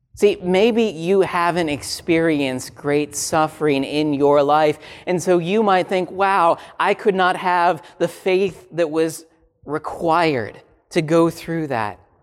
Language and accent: English; Minnesota, United States; I grew up in Minnesota